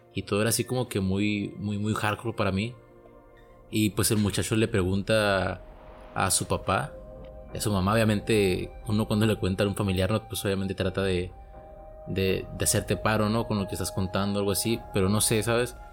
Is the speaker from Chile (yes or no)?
no; Mexico; soy de México